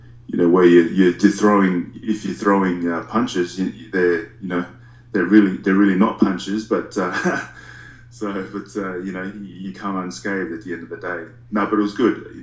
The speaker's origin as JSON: {"language": "English", "country": "Australia", "said": "us Aussies"}